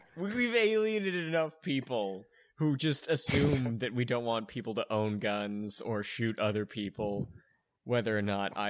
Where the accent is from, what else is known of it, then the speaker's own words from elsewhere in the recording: Toronto, Ontario, Canada; I'm from Canada, and we're shooting too many people here too, but I'm from Canada.